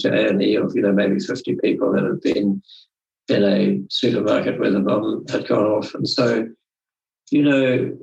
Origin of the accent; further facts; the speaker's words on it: Zimbabwe; moved away as an adult; also born or lived in Zambia (Northern Rhodesia); now in New Zealand; I was born and brought up in Zimbabwe, which used to be called various other names